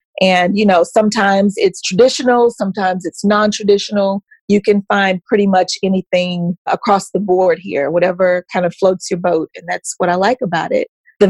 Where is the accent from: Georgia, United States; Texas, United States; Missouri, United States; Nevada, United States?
Texas, United States; Sherman; also born or lived in Dallas, Texas; now in Fort Worth, United States; I'm originally from a very small town called Sherman, Texas. It's actually a lot closer to the Oklahoma border than it is to Dallas, but most people say it's north of Dallas. But it's about 15 minutes from the Red River